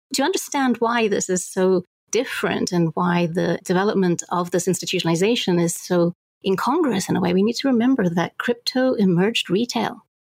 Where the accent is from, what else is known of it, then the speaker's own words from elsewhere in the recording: Zambia; I mean, I grew up in Zambia, and so the whole idea of banking infrastructure was something that I care a lot about